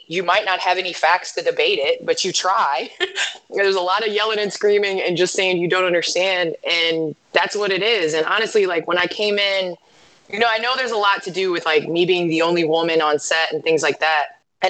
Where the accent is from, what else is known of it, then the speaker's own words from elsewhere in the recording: Naperville, Illinois, United States; moved away; I grew up in Naperville, which is western suburbs of Chicago, and I started playing basketball here.